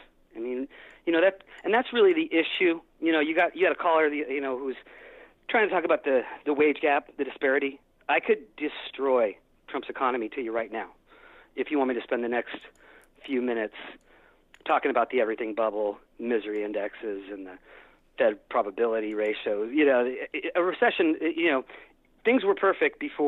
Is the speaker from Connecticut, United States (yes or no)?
no; San Francisco, California, United States; I'm from San Francisco